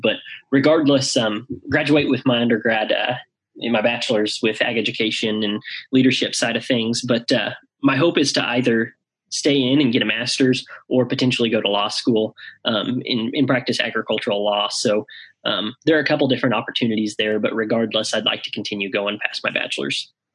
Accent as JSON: {"language": "English", "town": "Nevada", "region": "Missouri", "country": "United States", "said": "I'm from Nevada, Missouri"}